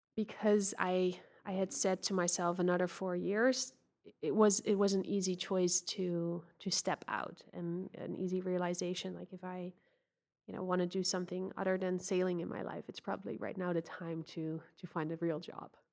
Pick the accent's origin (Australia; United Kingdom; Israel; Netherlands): Netherlands; I grew up in the Netherlands